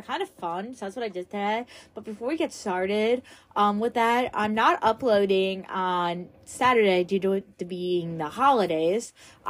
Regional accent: East Northport, New York, United States

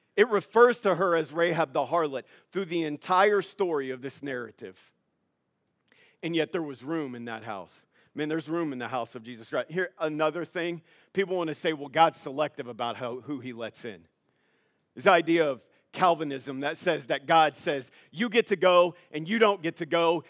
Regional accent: Louisiana, United States; moved away; I'm from Louisiana.

